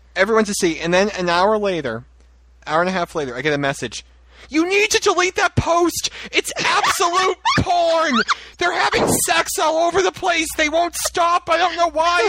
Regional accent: North Shore, Massachusetts, United States; I'm from the North Shore

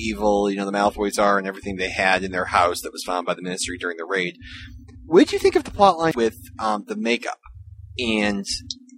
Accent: Massachusetts, United States; I am from Massachusetts.

